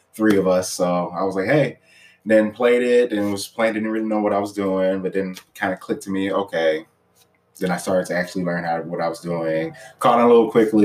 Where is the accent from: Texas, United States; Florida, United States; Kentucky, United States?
Texas, United States; Houston; I am from Houston, Texas, born and raised